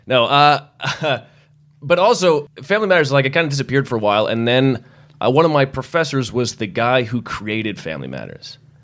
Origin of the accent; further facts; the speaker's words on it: Massachusetts, United States; I grew up in Massachusetts